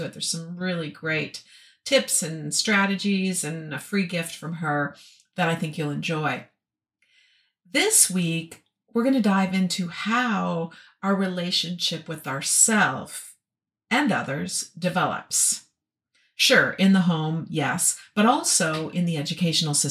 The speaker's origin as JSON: {"language": "English", "region": "Minnesota", "country": "United States", "tie": "born or raised there", "moved": "as an adult"}